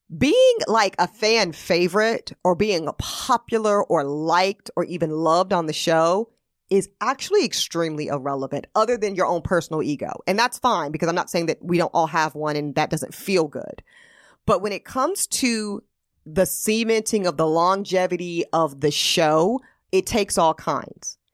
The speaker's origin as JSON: {"language": "English", "region": "the South", "country": "United States", "moved": "yes", "lives_now": "New York, United States", "said": "I'm also still from the South"}